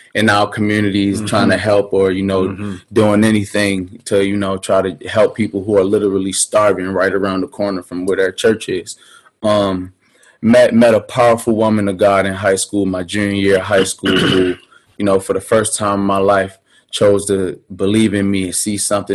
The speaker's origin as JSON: {"language": "English", "town": "Baltimore", "region": "Maryland", "country": "United States", "said": "I'm originally from West Baltimore, Maryland"}